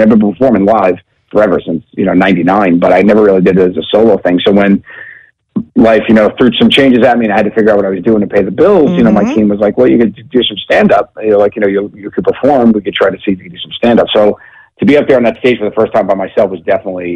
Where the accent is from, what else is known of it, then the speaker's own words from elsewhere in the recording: New York City, New York, United States; my mother, who I grew up with out on Staten Island